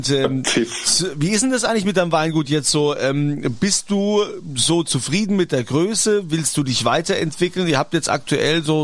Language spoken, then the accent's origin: German; Rhineland-Palatinate, Germany; Das sind wir ja, Pfälzer nee, nicht, ne?